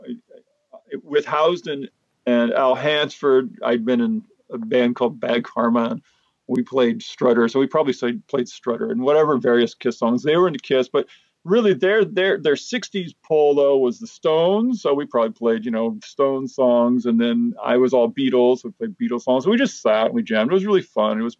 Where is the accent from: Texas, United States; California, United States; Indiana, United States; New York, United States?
California, United States; Hermosa Beach; my growing up in Hermosa Beach